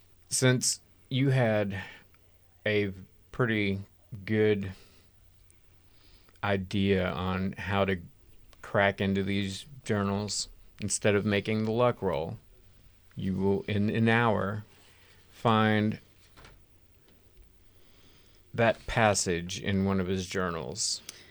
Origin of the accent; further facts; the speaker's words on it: Georgia, United States; accent: yokel; we live in Georgia and we've been conditioned to talk like yokels our whole life.